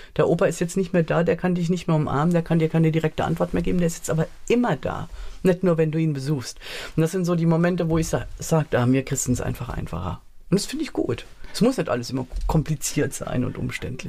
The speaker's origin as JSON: {"language": "German", "town": "Mainz", "region": "Rhineland-Palatinate", "country": "Germany", "tie": "born or raised there", "also_born_or_lived": "Lower Franconia / Lörzweiler", "said": "da bin ich tatsächlich in Mainz im Priesterseminar aufgewachsen"}